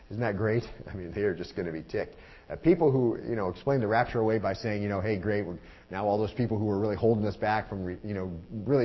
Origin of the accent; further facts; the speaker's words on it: Arizona, United States; now in Lynchburg, United States; I'm from Arizona